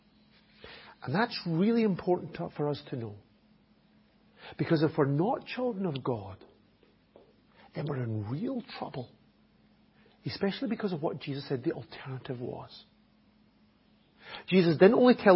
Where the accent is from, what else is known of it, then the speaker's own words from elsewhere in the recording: Scotland, United Kingdom; accent: Scottish; first language English; now in Enniscorthy, Ireland; My native language is English. It really is. Even though it has it with a Scottish accent, it still is English.